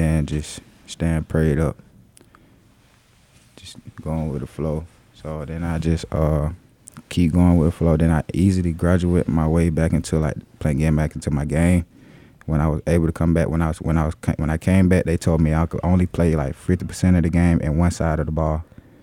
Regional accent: Waynesboro, Georgia, United States

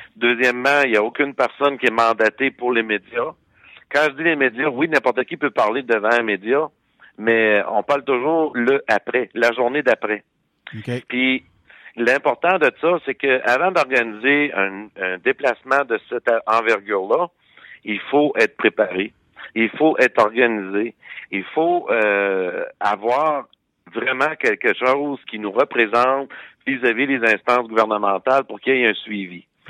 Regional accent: Quebec, Canada; nous, en tant que Québécois

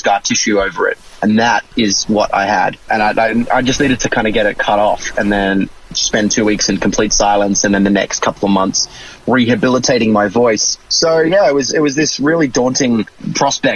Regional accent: Brisbane, Queensland, Australia; also born or lived in Sydney; I'm Australian

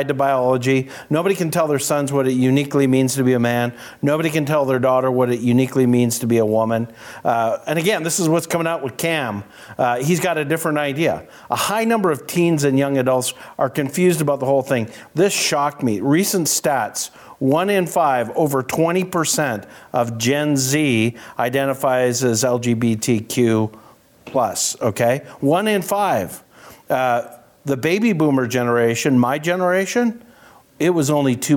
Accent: Canada; I'm a Canadian

